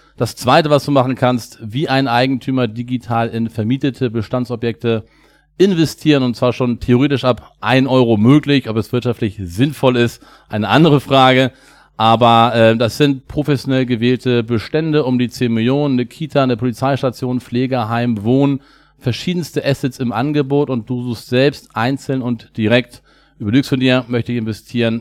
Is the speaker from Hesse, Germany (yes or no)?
no; Hamburg, Germany; Wir kommen beide aus Hamburg